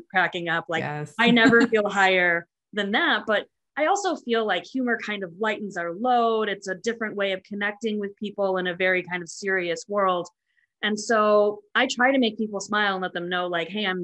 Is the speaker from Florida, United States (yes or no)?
no; River Grove Heights, Minnesota, United States; moved away as an adult; also born or lived in Des Moines, Iowa / Indiana; now in Alexandria, United States; I am originally from Minnesota, in River Grove Heights, Minnesota.